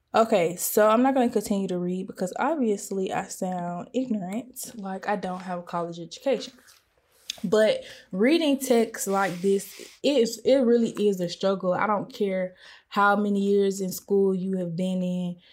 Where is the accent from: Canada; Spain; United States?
United States; I have been aware of the double consciousness that I have as a black person and as a pers-, and as an American.